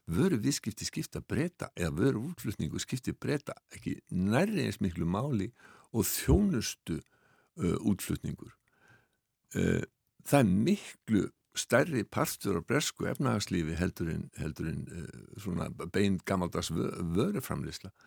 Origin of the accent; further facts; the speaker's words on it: Iceland; við Íslendingar